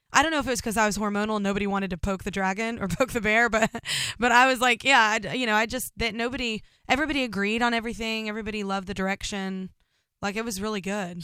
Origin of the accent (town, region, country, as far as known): Burleson, Texas, United States